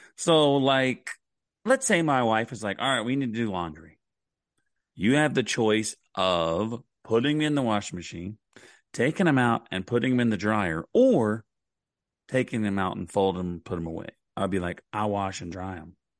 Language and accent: English; Oklahoma, United States; I grew up in Oklahoma